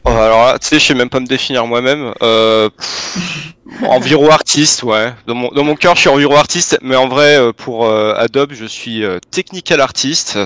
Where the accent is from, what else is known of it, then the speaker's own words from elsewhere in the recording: Vandœuvre-lès-Nancy, Grand Est, France; je viens de, de Vendœuvre, une espèce mhm. de, de, petite ville années 60-70 qui est juste à côté de Nancy